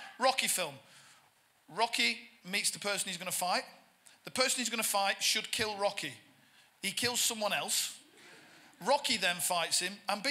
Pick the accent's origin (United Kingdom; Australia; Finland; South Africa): United Kingdom; Bolton, North West England; moved away; also born or lived in London; I'm from Bolton, which is just to the north of Manchester